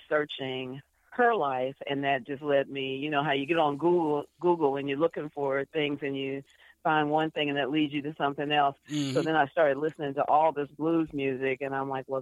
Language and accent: English; Beckley, West Virginia, United States; born and raised